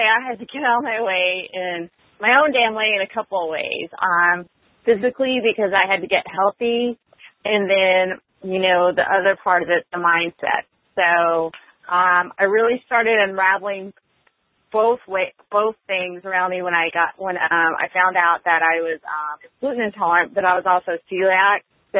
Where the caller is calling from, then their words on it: Austin, Texas, United States; I'm calling from Austin, Texas.